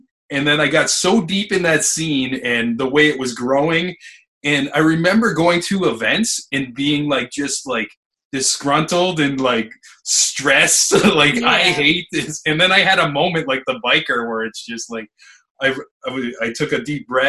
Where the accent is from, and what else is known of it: Niagara, Ontario, Canada; born or raised there